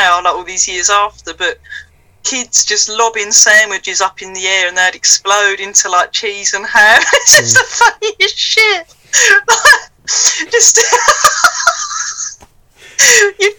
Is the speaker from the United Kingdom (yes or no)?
yes; Ardleigh Green, London, United Kingdom; moved away; also born or lived in Harold Wood / Bolton; I was born in Harold Wood, but I grew up in Ardley Green